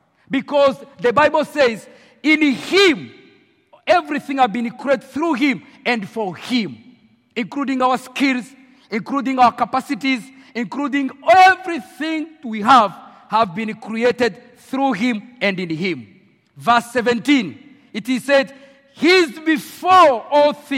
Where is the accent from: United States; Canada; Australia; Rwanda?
Rwanda; English is a second language; moved away as an adult; now in Nairobi, Kenya; I was born in Rwanda. I grew up in Rwanda.